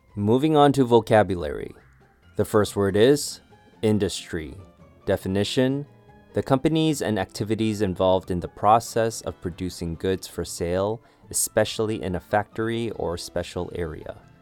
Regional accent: Canada; I used to get made fun of for watching anime growing up in Canada

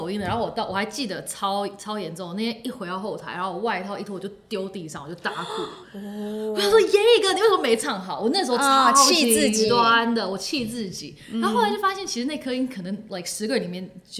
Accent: Hong Kong; moved away; 然后我又是之前在香港长大，大家也知道香港就是速度很快，

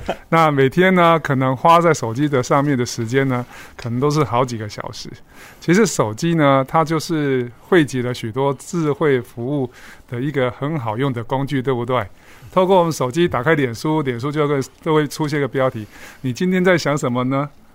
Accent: Kaohsiung, Taiwan; also born or lived in northern Taiwan; 在我二十六岁 回到高雄的时候，我是高雄人啊

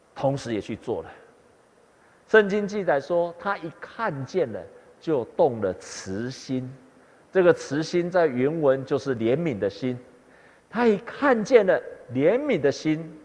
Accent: Taiwan; 我们台湾人受惠很多宣教师的帮助，才有今天的信仰，还有福音

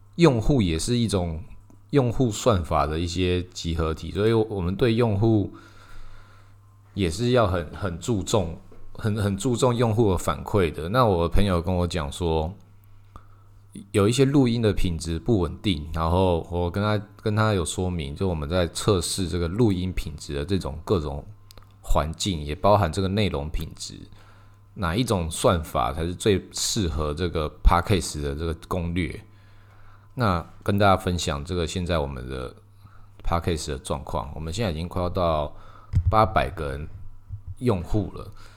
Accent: Taiwan; 我们台湾人

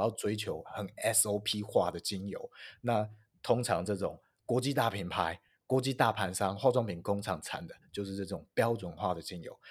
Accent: northern Taiwan, Taiwan; 我北部人

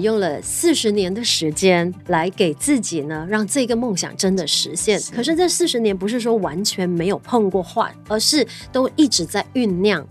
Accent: Malaysia; 不管是我们马来西亚人就是用 sarong 这样子

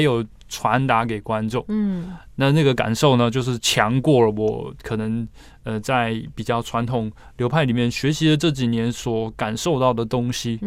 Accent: Taiwan; 我们台湾人的话，并没有像日本可能从小学习这样的一个环境跟背景

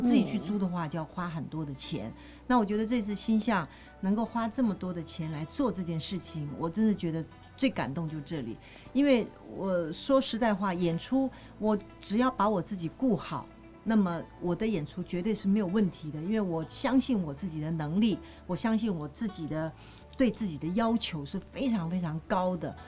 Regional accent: China; 就你能够让外国人看到我们东方人或者我们中国人的一个脑海，中华民族我们的。

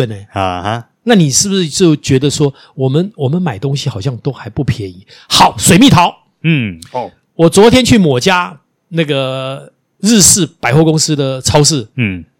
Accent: Taiwan; 我我我我们台湾人好有钱哦，

